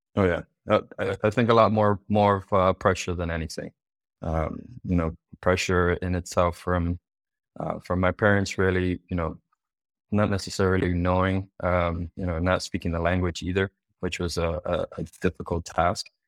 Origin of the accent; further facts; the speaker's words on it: Miami, Florida, United States; also born or lived in Cuba; I was actually originally born, um, in Cuba. So we, we immigrated from Cuba, uh, here to United States into Miami when I was five years old